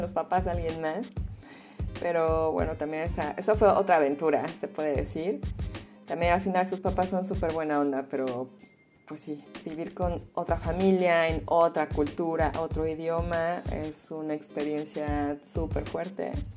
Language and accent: Spanish; Mexico City, Mexico; first language Spanish; moved away as an adult; now in Berlin, Germany; Yo nací en la Ciudad de México, soy mexicana